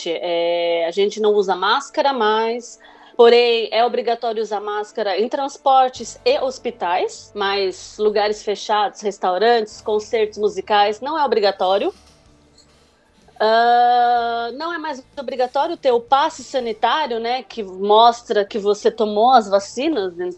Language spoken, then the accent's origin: Portuguese; Brazil; now in France; como ainda sou brasileira, né, tenho cidadania brasileira, eu não tenho direito de votar.